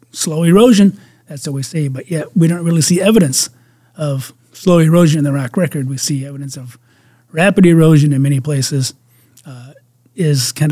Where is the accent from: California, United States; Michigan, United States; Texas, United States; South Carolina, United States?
Michigan, United States; my home state of Michigan